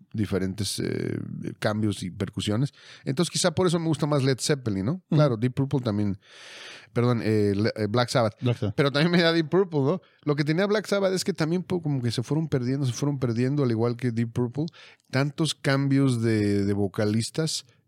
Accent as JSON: {"language": "Spanish", "country": "Mexico", "said": "somos de México"}